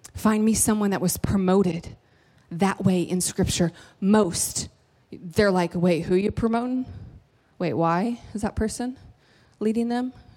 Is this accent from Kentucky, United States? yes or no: yes; Kentucky, United States; I'm from Kentucky